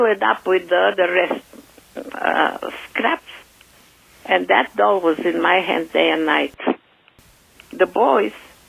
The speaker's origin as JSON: {"language": "English", "town": "Sofia", "region": "Sofia City", "country": "Bulgaria", "tie": "born or raised there", "moved": "yes", "said": "I was born in Bulgaria, Sofia, in 1934"}